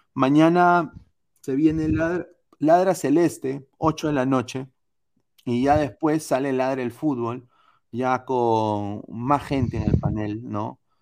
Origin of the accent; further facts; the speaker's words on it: Peru; Yo soy de Perú